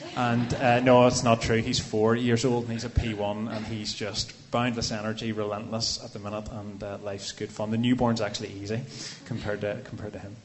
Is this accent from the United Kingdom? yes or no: yes; Templepatrick, Northern Ireland, United Kingdom; I grew up in Templepatrick